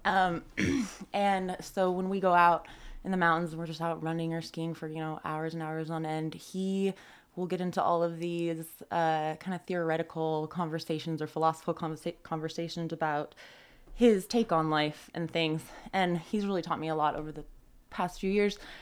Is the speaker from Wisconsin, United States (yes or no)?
no; Tahoe City, California, United States; I grew up like right in Tahoe City behind the golf course